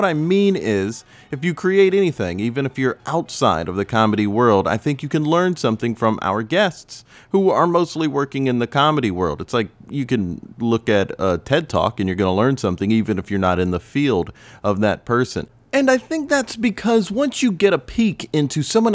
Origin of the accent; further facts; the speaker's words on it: Spartanburg, South Carolina, United States; moved away as an adult; also born or lived in Raleigh, North Carolina / Greenville, South Carolina; now in New York, United States; I was born and raised in Spartanburg for most of my childhood